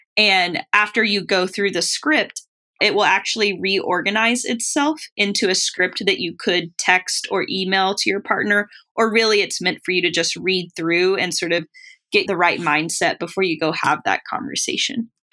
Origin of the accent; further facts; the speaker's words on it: Tennessee, United States; I grew up in Tennessee